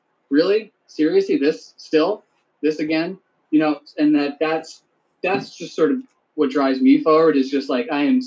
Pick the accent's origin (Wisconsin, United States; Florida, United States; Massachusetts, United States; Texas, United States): Florida, United States; also born or lived in Piscataway, New Jersey; I grew up in Florida. I grew up in a trailer too.